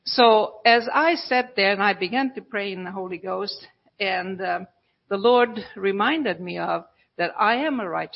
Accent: Budapest, Hungary; moved away; I'm from Europe. And so in Budapest, Hungary, we had a lot of the telephone booths

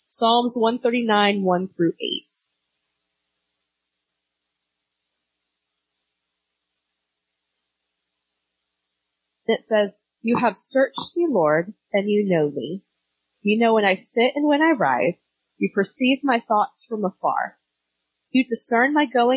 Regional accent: United States; I grew up in Kansas City, Florida

